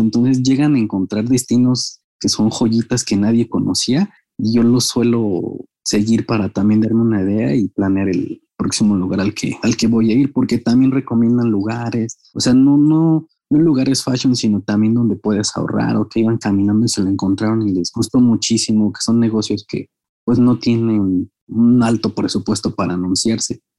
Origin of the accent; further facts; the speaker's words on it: Mexico; como mexicanos